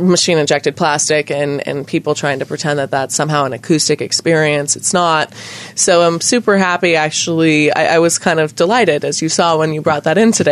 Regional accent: United States; as an American

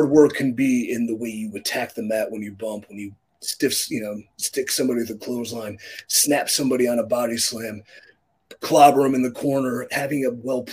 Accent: Cleveland, Ohio, United States; my hometown of Cleveland, Ohio

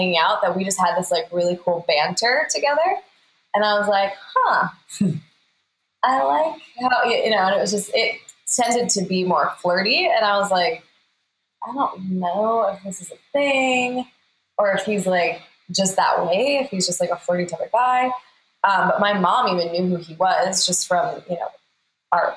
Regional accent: Tucson, Arizona, United States; we're both from Tucson, Arizona

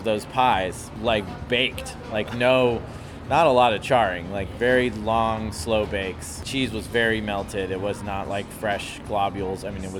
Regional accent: Austin, Texas, United States; moved away as an adult; also born or lived in Seattle / New York; I grew up in Austin, graduated from high school barely, and then just was going to go to college. I was going to go to New York, but it's just expensive. Didn't have any money. Family didn't have any money. Moved to Seattle

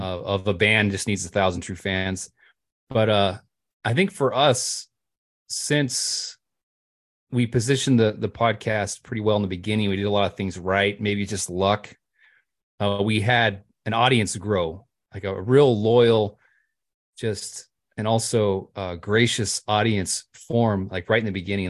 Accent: California, United States; moved away as an adult; also born or lived in Montana / Missouri; now in Pennsylvania, United States; born and raised in California, but I've kind of lived everywhere

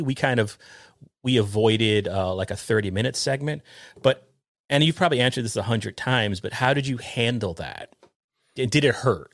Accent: New York, United States; we grew up together in New York

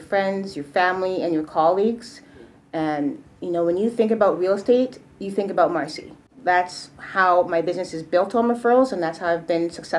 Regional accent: Edmonton, Alberta, Canada; also born or lived in Trelawny, Jamaica; now in Vancouver, Canada; growing up in Edmonton

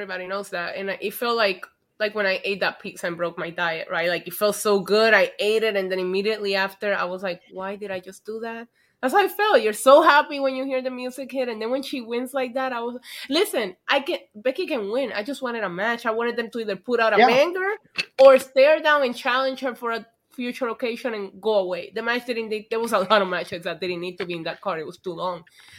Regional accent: New York, United States; as a New Yorker

